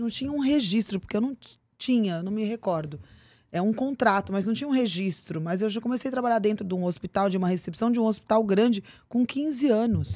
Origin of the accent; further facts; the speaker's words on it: Cuiabá, Mato Grosso, Brazil; now in São Paulo, Brazil; E eu morava em Cuiabá, Mato Grosso, sou de São Paulo. Meus pais foram para lá, eu tinha seis anos de idade